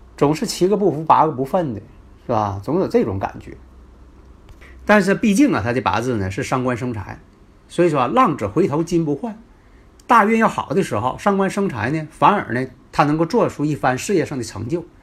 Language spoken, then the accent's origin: Chinese; Northeast China, China; accent: Northeastern Mandarin (Dongbei-style Putonghua); 我这口音呐，大家也可能都熟悉了 啊，东北话，啊，东北式的普通话